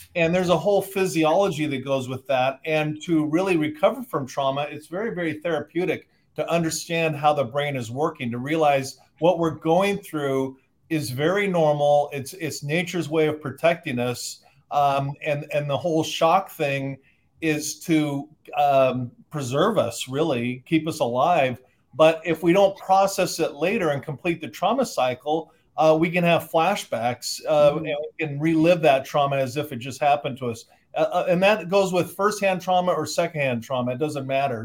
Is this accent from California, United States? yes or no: yes; Southern California, United States; I grew up in Southern California